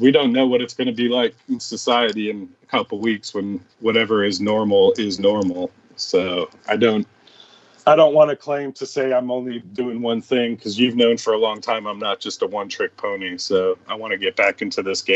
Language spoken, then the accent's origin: English; Chicago, Illinois, United States; now in Houston, United States; Chicago was my home